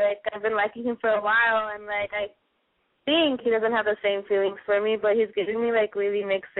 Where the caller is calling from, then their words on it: Los Angeles, California, United States; I'm calling from LA, and I'm 14.